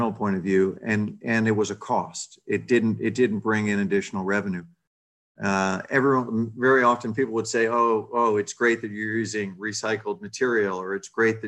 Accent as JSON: {"language": "English", "region": "New England", "country": "United States", "tie": "born or raised there", "also_born_or_lived": "New Jersey / Boston", "said": "in the Northeast, in New England, mostly New England. I was born in New Jersey."}